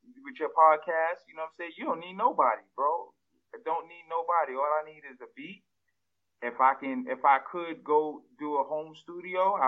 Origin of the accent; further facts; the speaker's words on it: New York City, New York, United States; I grew up in New York